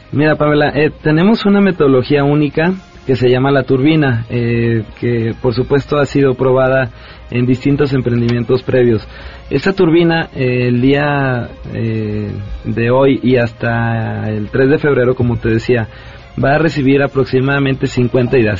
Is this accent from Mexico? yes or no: yes; Mexico